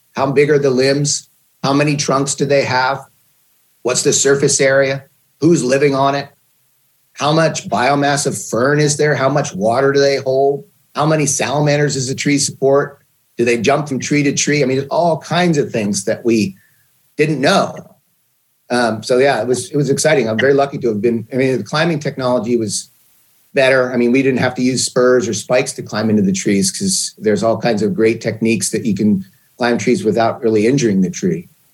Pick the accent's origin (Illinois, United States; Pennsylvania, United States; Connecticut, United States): Pennsylvania, United States; moved away as an adult; also born or lived in Portland, Oregon; I grew up in Pennsylvania